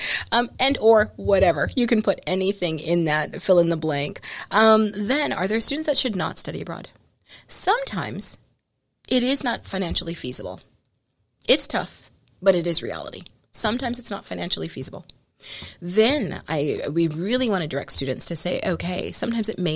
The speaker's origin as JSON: {"language": "English", "country": "United States", "said": "we all still think as Americans"}